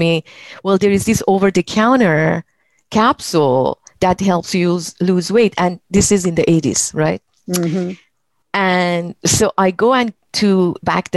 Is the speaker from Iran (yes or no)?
yes; Iran; moved away as an adult; also born or lived in Belgium; now in United States; when I left my home country, Iran, and of course, I've been living in the US for 35 years now. I was 19 and when I left.